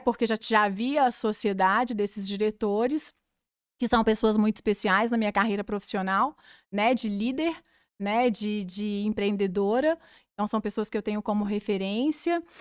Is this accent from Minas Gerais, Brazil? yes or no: yes; Cláudio, Minas Gerais, Brazil; moved away as an adult; now in Divinópolis, Brazil; sou claudiense, sou de Cláudio